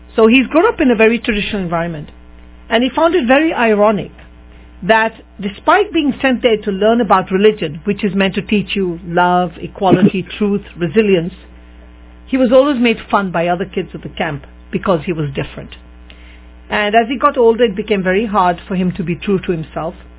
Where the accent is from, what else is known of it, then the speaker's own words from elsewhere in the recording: England, United Kingdom; in England, growing up